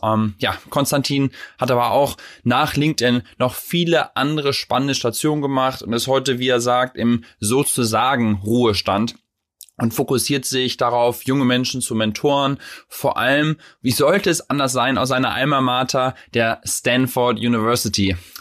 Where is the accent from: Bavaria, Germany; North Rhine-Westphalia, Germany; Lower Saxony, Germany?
Lower Saxony, Germany; Vechta; dann bin ich in Fechter groß geworden, das ist sozusagen ah, ja. zwischen Bremen und Osnabrück